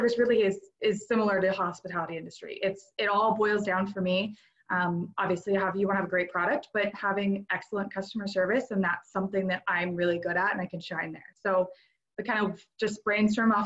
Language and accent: English; North Idaho, United States; So I'm an Idaho native. I've grown up and lived, born and raised in North Idaho my whole life